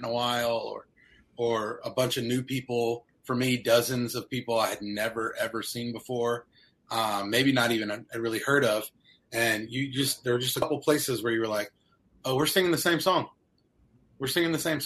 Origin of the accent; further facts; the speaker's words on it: North Carolina, United States; moved away as an adult; also born or lived in Ohio; I'm from the South. I'm from North Carolina